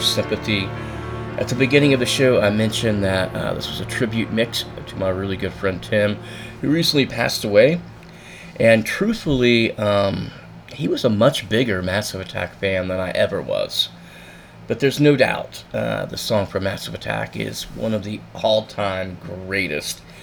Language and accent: English; Satellite Beach, Florida, United States; growing up in Satellite Beach